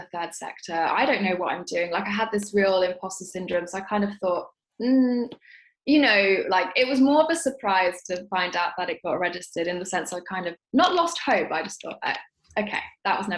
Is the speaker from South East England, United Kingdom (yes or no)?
no; London, United Kingdom; growing up in South London, which is where I've grown up my entire life